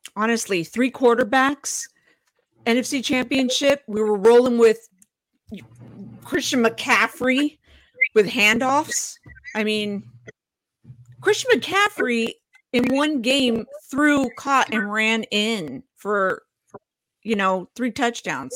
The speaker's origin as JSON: {"language": "English", "town": "San Francisco", "region": "California", "country": "United States", "tie": "born or raised there", "said": "born and raised in San Francisco"}